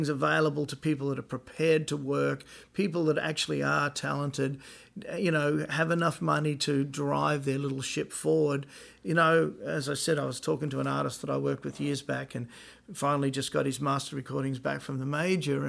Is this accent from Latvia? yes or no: no; Australia; moved away; being an Aussie